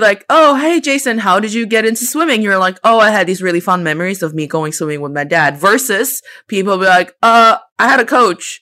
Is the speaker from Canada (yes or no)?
no; China; I spent the first twenty-three years of my life in China, and I am, I didn't spend that time as a foreigner. I was a Chinese person